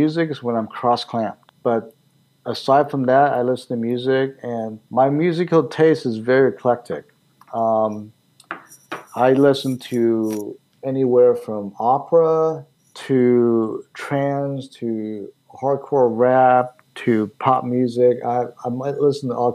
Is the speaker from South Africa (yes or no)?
no; Taiwan; now in Pittsburgh, United States; I was born in Taiwan.